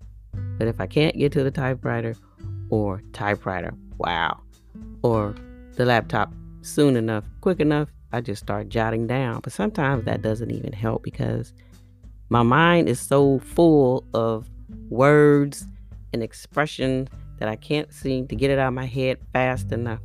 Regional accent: Bay Area, California, United States; I'm from the Bay Area, California

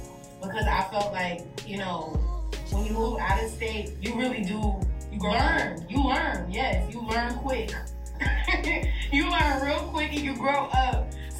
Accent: Shreveport, Louisiana, United States; And a lot of my family is, because I'm from Shreveport.

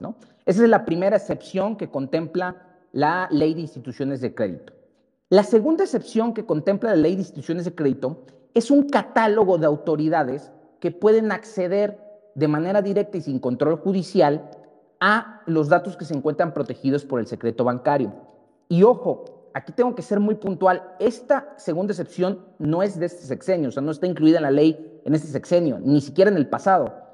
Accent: Mexico; como mexicanos

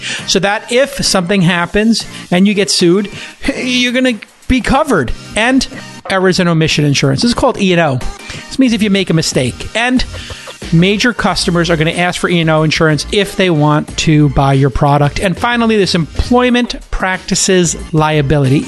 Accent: New York, United States; you're in New York, my hometown

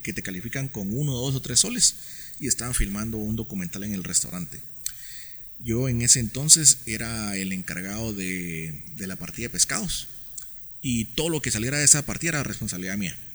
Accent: Guatemala City, Guatemala Department, Guatemala; also born or lived in Spain / Denmark; yo, nací acá en la ciudad. Eh, yo, yo, durante 27 años viví en la zona 18.

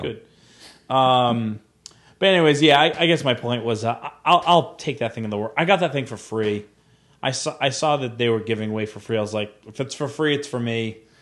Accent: Rhode Island, United States; now in New Bern, United States; I was visiting, uh, Rhode Island a few, uh, back in October, and I was getting directions somewhere, which is kind of funny 'cause I'm like, it's like my hometown

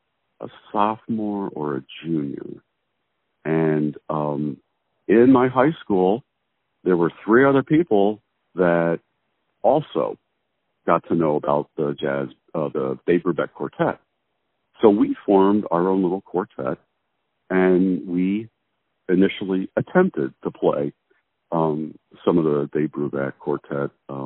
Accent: Philadelphia, Pennsylvania, United States; now in Kansas City, United States; I actually grew up mostly in Philadelphia.

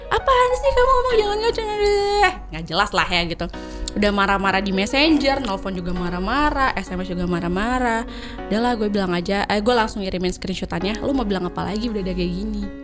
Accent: Cirebon, West Java, Indonesia; Sudah pas gue balik ke uh, Cirebon ke Indonesia, pasti ke Indonesia ya ke kampung halaman

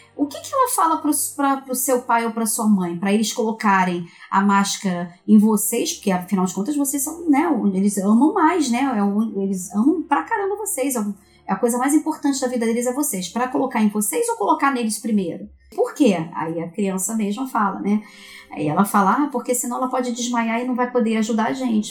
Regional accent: Brazil; nós somos aqui do Brasil

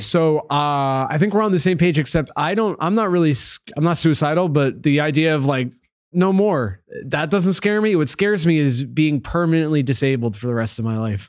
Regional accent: Upstate New York, United States; now in New York City, United States; Upstate New York, so, like, two hours from here.

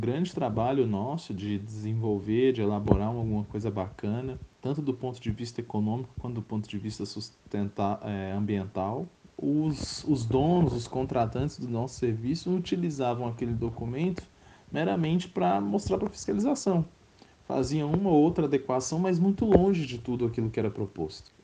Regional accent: Brasília, Federal District, Brazil; sou daqui de Brasília, sempre morei e atuo aqui em Brasília também

